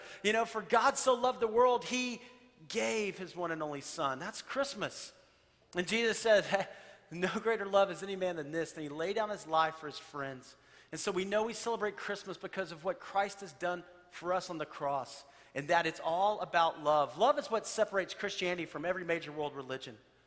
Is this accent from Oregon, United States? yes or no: no; Texas, United States; I grew up in Texas